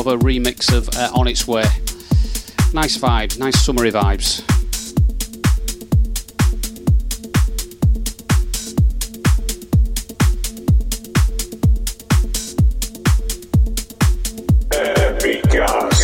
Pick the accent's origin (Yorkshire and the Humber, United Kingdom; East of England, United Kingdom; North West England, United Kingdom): Yorkshire and the Humber, United Kingdom; Hull; I'm from Hull